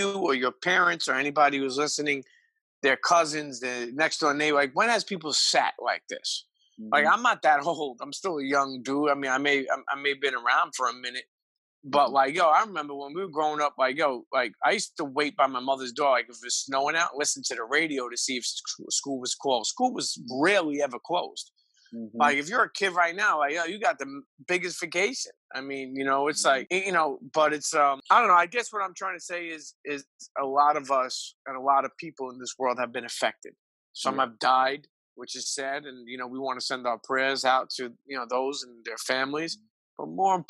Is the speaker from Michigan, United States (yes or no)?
no; New York City, New York, United States; I grew up in Brooklyn.